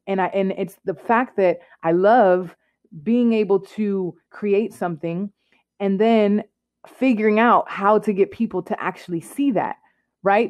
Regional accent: Clarksville, Tennessee, United States; moved away as an adult; also born or lived in Allentown, Pennsylvania; I'm originally from Clarksville, Tennessee

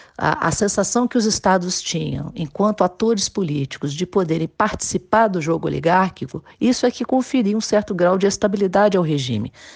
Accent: Minas Gerais, Brazil; eu sou de Minas, moro aqui

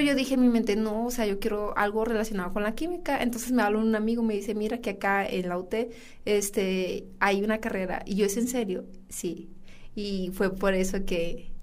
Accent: San Buenaventura, Coahuila, Mexico; Que estoy orgullosa de ser de San Buena.

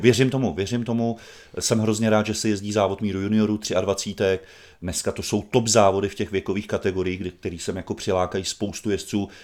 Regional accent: Brandýs nad Labem-Stará Boleslav, Central Bohemian Region, Czechia; also born or lived in Běchovice, Prague; now in Prague, Czech Republic; u nás v Brandýse

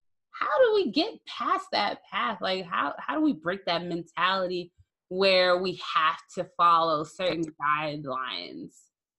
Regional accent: Minnesota, United States; I'm from Minnesota.

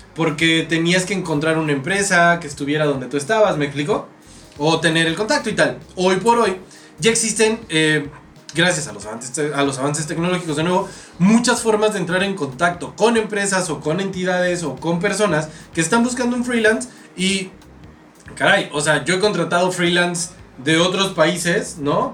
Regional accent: Mexico

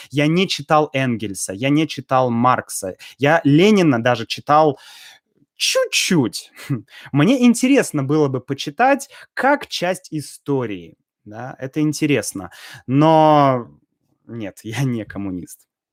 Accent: Russia; я и так из России

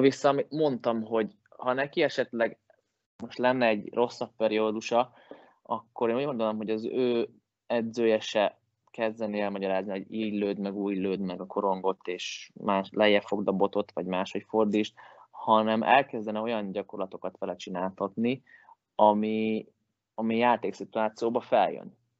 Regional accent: Hungary; moved away as an adult; also born or lived in Finland; now in Sweden; magyar vagyok

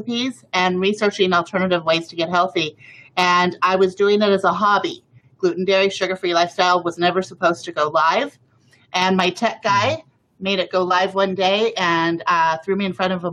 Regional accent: Mexico; I grew up in Mexico

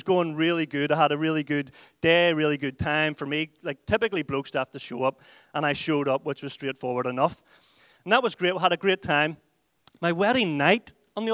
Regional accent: Ireland; We went out as white Irish people and we came back as whiter Irish people

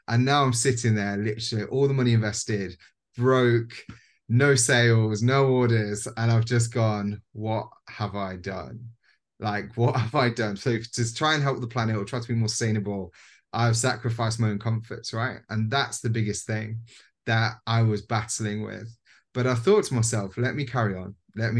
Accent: Leicester, East Midlands, United Kingdom; I went up to Leicester, you know, my hometown

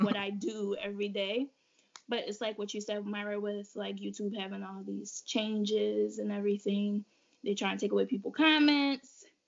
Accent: Jamaica; moved away; I was a child that was raised like barefoot, like I'm from Jamaica in the country, so we used to be outside barefoot

